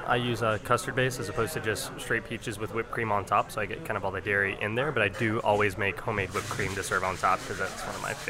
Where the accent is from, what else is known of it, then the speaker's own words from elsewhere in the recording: Shreveport, Louisiana, United States; moved away as an adult; also born or lived in Chicago; now in New Orleans, United States; So I'm from Shreveport, originally, North Louisiana. Shreveport, Caddo Parish, born and raised. Stayed there for college and went to Chicago for French pastry school to get professional training in making pies and other delicious pastries and moved to New Orleans shortly thereafter. Been here about 5.5 years now.